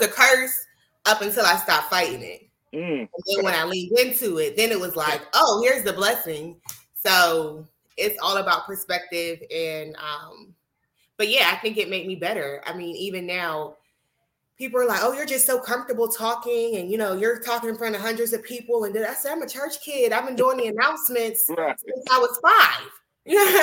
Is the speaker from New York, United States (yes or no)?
no; Pittsburgh, Pennsylvania, United States; I am from Pittsburgh, Pennsylvania